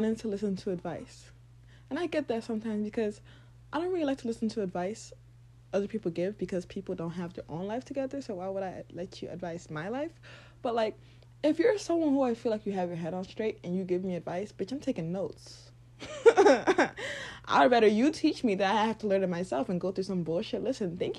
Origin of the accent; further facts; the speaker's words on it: Lagos, Nigeria; I was born and raised in Nigeria, Lagos